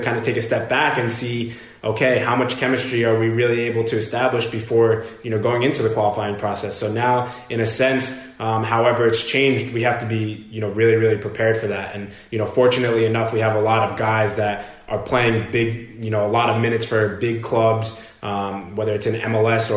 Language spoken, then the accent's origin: English; New York, United States; moved away; I'm from New York